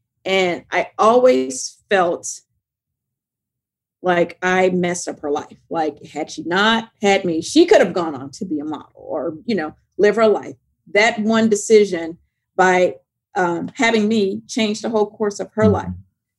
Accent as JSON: {"language": "English", "region": "the South", "country": "United States", "tie": "born or raised there", "said": "My mother, you know, just growing up in the South, like, the only thing that she told me was, don't get in trouble."}